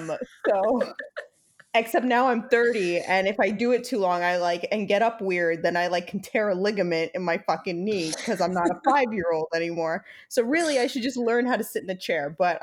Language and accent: English; New York, United States; I feel like as a New Yorker, we get very dramatic.